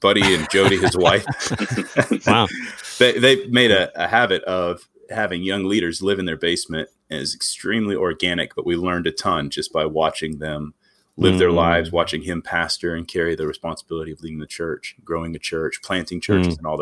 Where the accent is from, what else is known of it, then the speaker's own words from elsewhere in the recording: Wisconsin, United States; moved away as an adult; also born or lived in Greenville, South Carolina; I grew up in Wisconsin